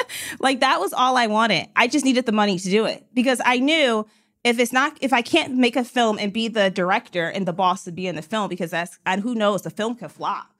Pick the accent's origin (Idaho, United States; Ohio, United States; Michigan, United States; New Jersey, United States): Michigan, United States; Detroit; I was from Detroit